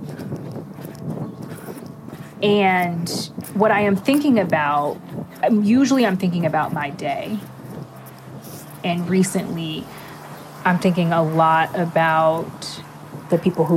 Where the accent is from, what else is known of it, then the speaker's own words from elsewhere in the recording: Los Angeles, California, United States; I grew up in the Watts section of Los Angeles